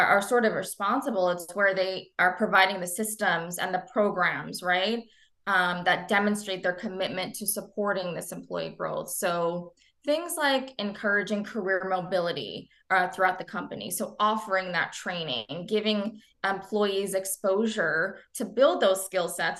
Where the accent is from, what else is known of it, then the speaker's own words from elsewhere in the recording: New Jersey, United States; I am a first generation American. I was born and raised in New Jersey.